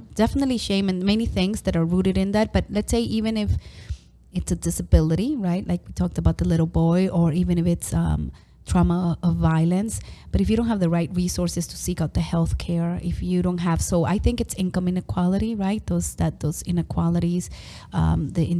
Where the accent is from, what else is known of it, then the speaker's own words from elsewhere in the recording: New York, United States; I grew up in New York